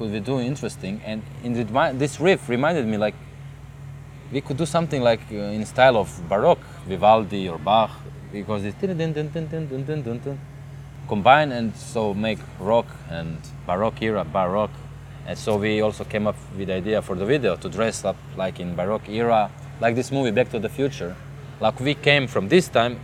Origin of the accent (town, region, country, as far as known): Croatia; moved away